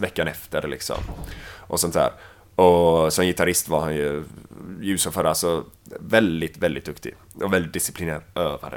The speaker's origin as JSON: {"language": "Swedish", "town": "Mölndal", "region": "Västra Götaland", "country": "Sweden", "accent": "Gothenburg (göteborgska) / Mölndal", "said": "på svenska så pratar jag göteborgska."}